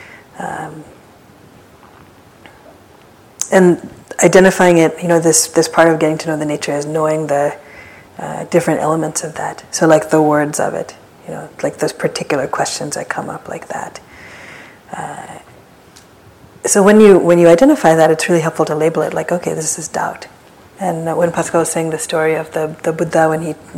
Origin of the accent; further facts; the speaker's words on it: East Coast, United States; now in San Francisco, United States; I remember this from like growing up in the East Coast